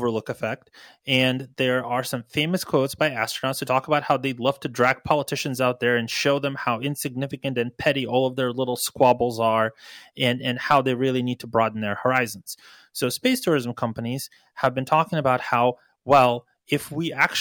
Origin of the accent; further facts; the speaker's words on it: Ukraine; moved away; I was born in Ukraine